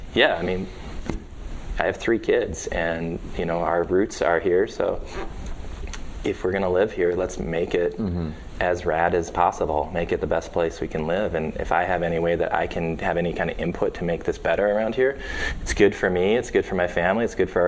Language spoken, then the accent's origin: English; Baraboo, Wisconsin, United States; moved away as an adult; also born or lived in Colorado / Pocatello, Idaho; now in Winona, United States; I grew up in Baraboo, Wisconsin